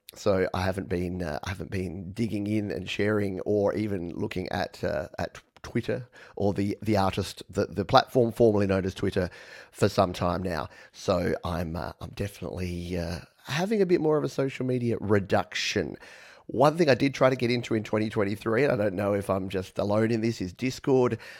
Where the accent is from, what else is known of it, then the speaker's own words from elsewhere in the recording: Australia; accent: Australian; my funny Australian accent